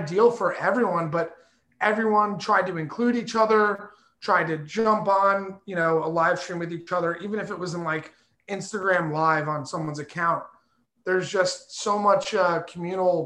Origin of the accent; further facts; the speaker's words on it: Somerset County, New Jersey, United States; also born or lived in Asbury Park, New Jersey; I grew up in Somerset County